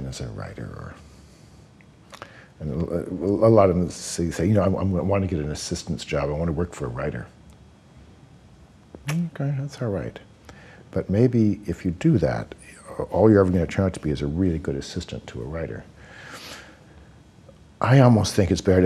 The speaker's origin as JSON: {"language": "English", "town": "London", "region": "Ontario", "country": "Canada", "tie": "born or raised there", "moved": "yes", "said": "London, Ontario, Canada"}